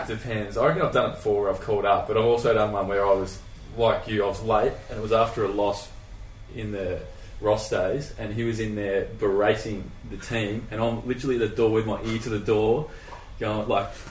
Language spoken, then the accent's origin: English; Perth, Western Australia, Australia; we're from Perth